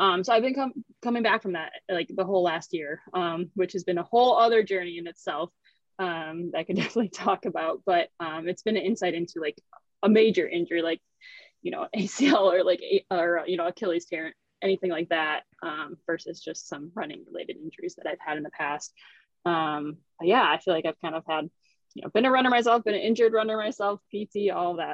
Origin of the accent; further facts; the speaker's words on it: Kenosha, Wisconsin, United States; moved away; I'm originally from Kenosha, Wisconsin